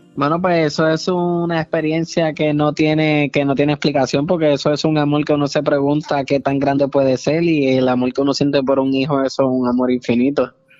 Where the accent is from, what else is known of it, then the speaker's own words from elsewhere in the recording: Puerto Rico; yo soy puertorriqueño